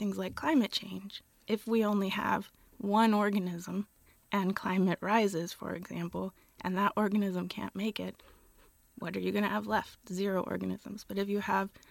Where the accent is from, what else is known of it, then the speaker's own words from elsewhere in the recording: Gilroy, California, United States; now in Berkeley, United States; I'm from Gilroy, California